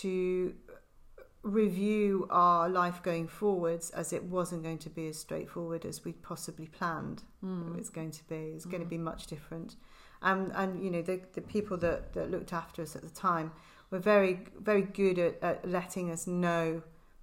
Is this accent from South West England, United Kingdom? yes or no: no; Liverpool, North West England, United Kingdom; moved away as an adult; also born or lived in Hereford / south of France; now in Herefordshire, United Kingdom; I'm originally from Liverpool